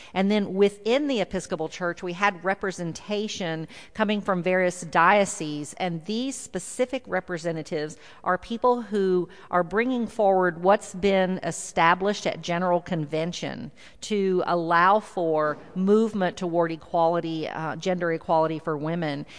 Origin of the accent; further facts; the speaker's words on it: South Texas, United States; now in Houston, United States; I grew up in South Texas, and I live in Houston, so you might hear a little bit of that y'all come out